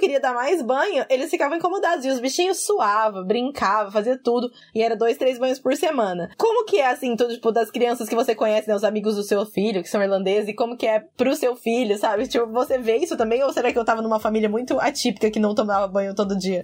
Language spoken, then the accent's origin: Portuguese; Brazil; now in Ireland; eu sou do interior